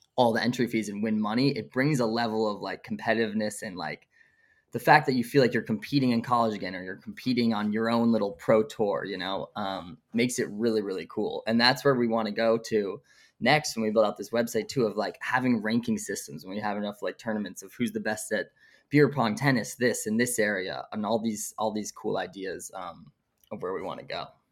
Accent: Brooklyn, New York, United States; I was, like, born and raised in Brooklyn, grew up here, still in Brooklyn

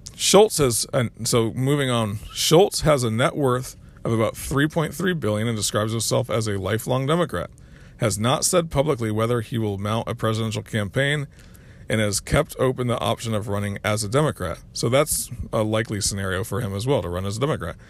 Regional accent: United States; We're the American people

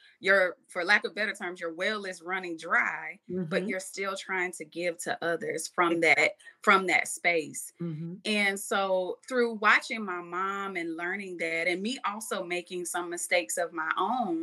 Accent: Madison, Georgia, United States; I'm born and raised in Georgia, Madison, Georgia, to be specific

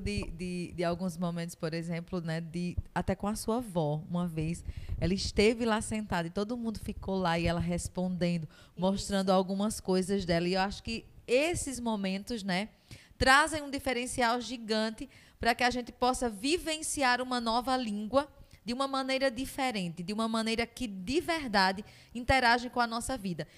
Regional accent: Northeast Region, Brazil; Enquanto nordestinos

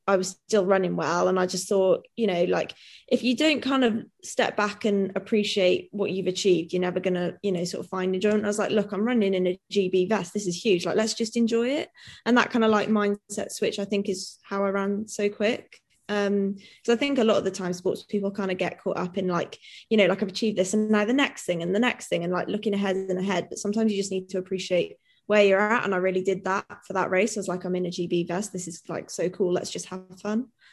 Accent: Wales, United Kingdom; also born or lived in Newtown; now in Cardiff, United Kingdom; I am Welsh and very like patriotic and proud to be Welsh

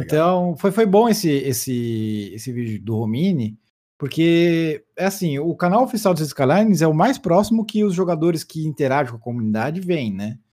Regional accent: Brazil; eu sou brasileiro

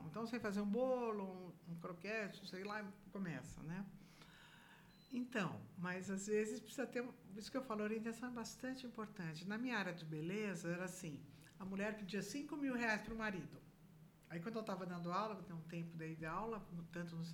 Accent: São Paulo, Brazil; Eu vim de São Paulo nunca tinha trabalhado na minha vida

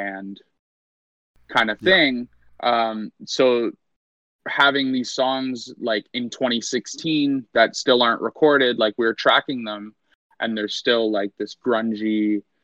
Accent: Hamilton, Ontario, Canada; in my hometown

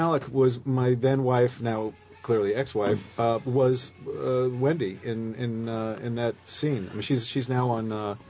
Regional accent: New York, United States; We're from New York, but we come out

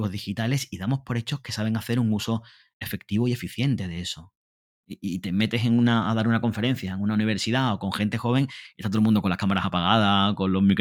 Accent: Honduras; Yo vengo de Honduras y no sé si el 40% de las escuelas hondureñas no tienen acceso a Internet más del 40%.

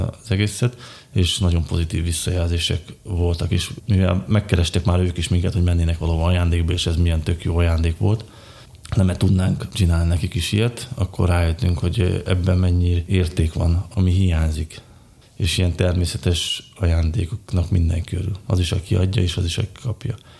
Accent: Malý Kamenec, Košice Region, Slovakia; Kiskövesen születtem szintén, ahogy Eszter is

